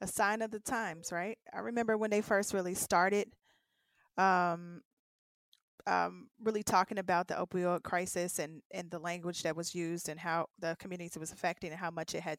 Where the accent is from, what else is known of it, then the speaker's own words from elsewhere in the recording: Midwest, United States; I grew up in the Midwest